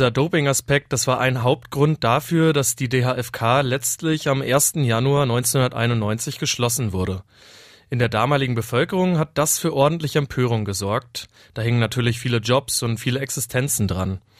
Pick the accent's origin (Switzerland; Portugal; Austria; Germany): Germany; Stralsund, Mecklenburg-Vorpommern; Valentin, wir sind ja beide echte Kinder des Ostens. Du kommst aus Weimar, ich komme aus Stralsund.